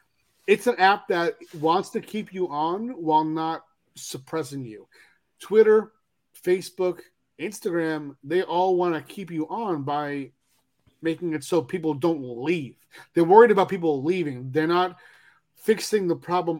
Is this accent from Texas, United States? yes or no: no; New York, United States; moved away as an adult; also born or lived in California; I'm a New Yorker